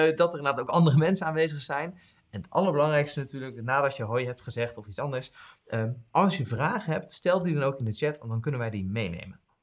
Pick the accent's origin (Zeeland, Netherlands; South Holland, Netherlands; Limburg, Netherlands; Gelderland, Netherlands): South Holland, Netherlands; Westland; moved away; ik kom natuurlijk uit het Westland oorspronkelijk